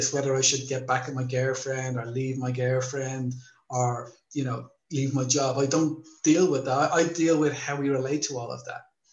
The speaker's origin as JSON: {"language": "English", "country": "Ireland", "tie": "born or raised there", "moved": "as an adult", "lives_now": "Thailand", "said": "growing up in Ireland as well"}